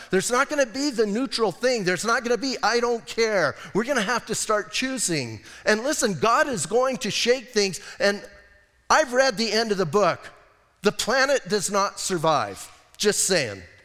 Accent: Arizona, United States; I'm from Arizona

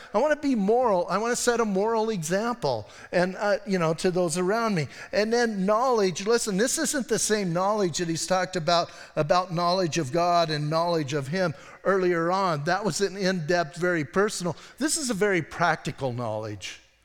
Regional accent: Bisbee, Arizona, United States; I'm from Bisbee

